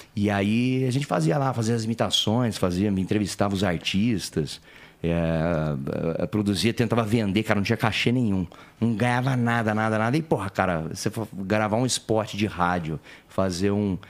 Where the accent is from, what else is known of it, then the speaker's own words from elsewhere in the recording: Penápolis, São Paulo, Brazil; accent: caipira; moved away as an adult; now in São Paulo, Brazil; Nascido e criado lá. Aí eu cheguei aqui com 20 anos